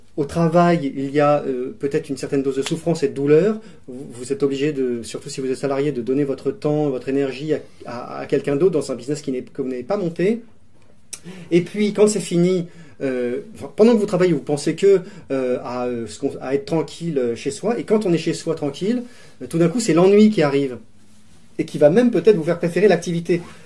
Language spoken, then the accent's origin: French; Grenoble, Auvergne-Rhône-Alpes, France; J'ai grandi à Grenoble, principalement